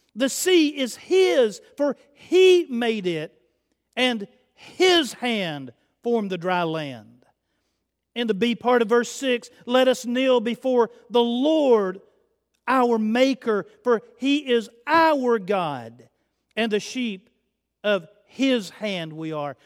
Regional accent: Chattanooga, Tennessee, United States; I'm from Chattanooga

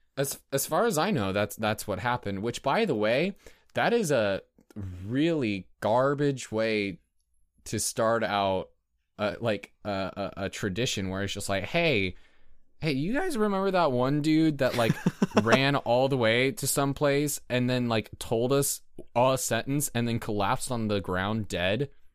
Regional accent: United States; we're American and we grew up with that kind of imperial mindset

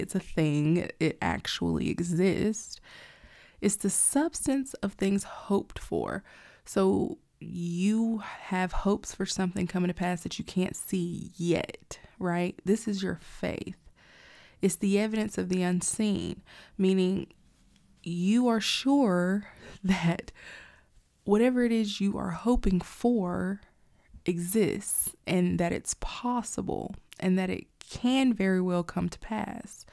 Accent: Alabama, United States; I grew up in Alabama. I mostly grew up in Alabama, like I went to school

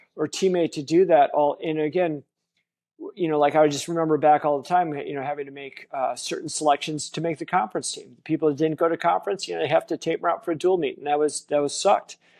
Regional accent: Wisconsin, United States; I grew up in Wisconsin, which is a, a beer and bar culture

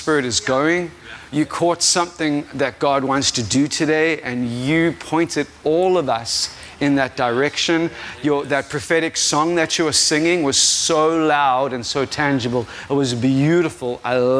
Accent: South Africa; If you didn't realize, I am not from America. I am 100% South African.

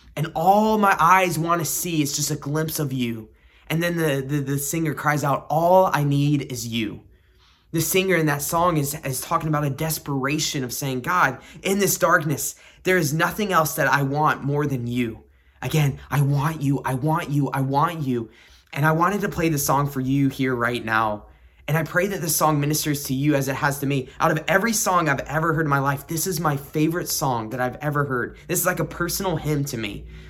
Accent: South Carolina, United States; I grew up in the Bible Belt in South Carolina

